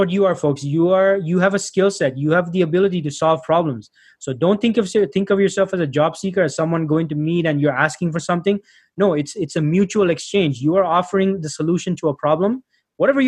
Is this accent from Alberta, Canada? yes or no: no; Toronto, Ontario, Canada; also born or lived in Sri Lanka; I was born in Sri Lanka. I grew up in Toronto, Canada